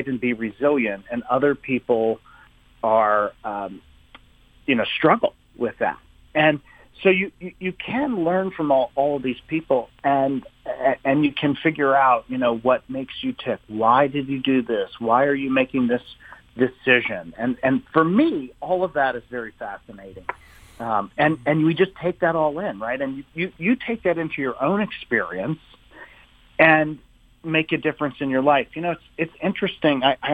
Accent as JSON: {"language": "English", "region": "Maryland", "country": "United States", "tie": "born or raised there", "also_born_or_lived": "Summit, New Jersey", "said": "but I moved to Maryland. I grew up there"}